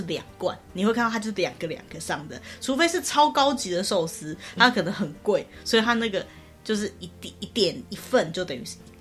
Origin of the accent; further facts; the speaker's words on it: Taiwan; 我们台湾人